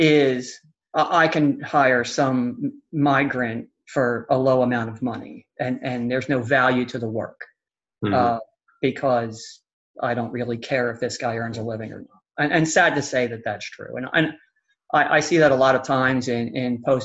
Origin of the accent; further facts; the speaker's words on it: Philadelphia, Pennsylvania, United States; moved away as an adult; now in Houston, United States; I'm originally from the Philadelphia area